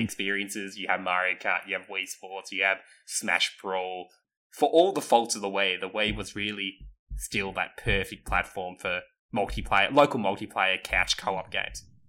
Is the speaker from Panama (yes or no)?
no; Australia; we're all Australian